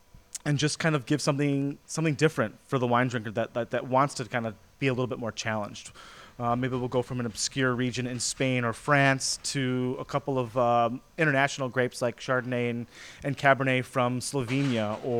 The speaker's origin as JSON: {"language": "English", "town": "Chicago", "region": "Illinois", "country": "United States", "tie": "born or raised there", "said": "I was born in Chicago, raised in the suburbs"}